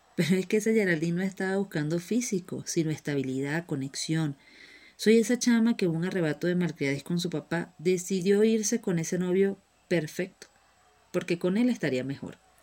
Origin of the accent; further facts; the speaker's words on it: Venezuela; moved away; Soy esa niña llorona que lleva las rodillas marcadas de las calles de César Rodríguez Palencia, allá mi querida Venezuela